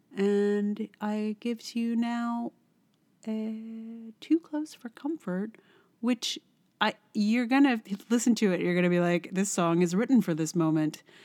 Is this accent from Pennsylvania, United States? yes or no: no; Virginia, United States; now in New York, United States; I'm not even from West Virginia, I'm from Virginia, which is a whole other state